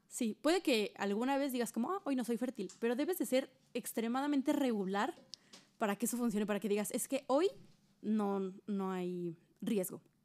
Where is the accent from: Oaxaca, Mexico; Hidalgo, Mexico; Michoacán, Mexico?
Hidalgo, Mexico; nosotras somos de Hidalgo